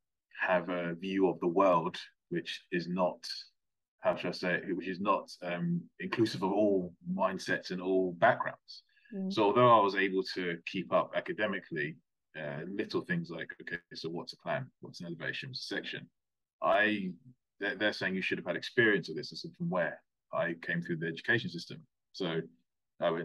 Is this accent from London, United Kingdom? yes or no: yes; London, United Kingdom; moved away as an adult; also born or lived in Plymouth / Gloucestershire; now in South East England, United Kingdom; I'm originally from London